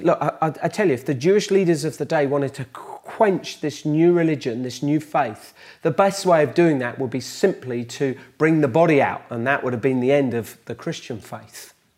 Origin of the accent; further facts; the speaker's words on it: Bedford, East of England, United Kingdom; in the lanes outside Bedford, my hometown